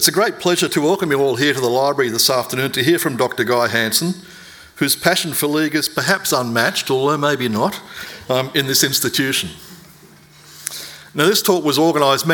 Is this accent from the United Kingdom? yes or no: no; Bankstown, New South Wales, Australia; I was born in Canterbury Hospital, raised in Bankstown